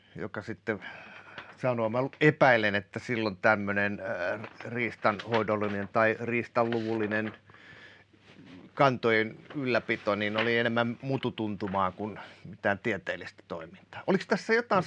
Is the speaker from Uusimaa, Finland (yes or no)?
no; Kotka, Kymenlaakso, Finland; also born or lived in Päijät-Häme; mä kun tuun Kotkasta